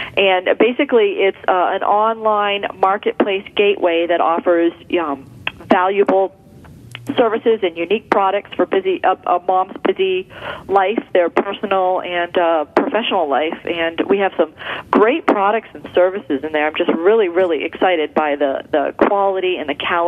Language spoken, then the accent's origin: English; Philadelphia, Pennsylvania, United States; now in Indianapolis, United States; No, I'm from Philadelphia, but my husband and I moved to Indianapolis 2 years ago.